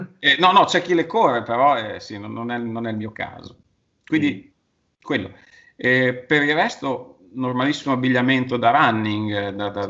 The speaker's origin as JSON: {"language": "Italian", "town": "Sasso Marconi", "region": "Emilia-Romagna", "country": "Italy", "said": "qui sono di Bologna, di Sasso Marconi, qui in collina"}